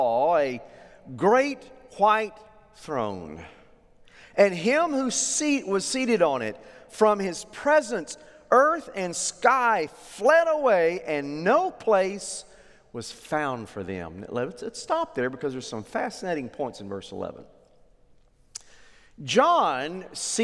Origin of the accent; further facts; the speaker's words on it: Oklahoma, United States; I grew up in Oklahoma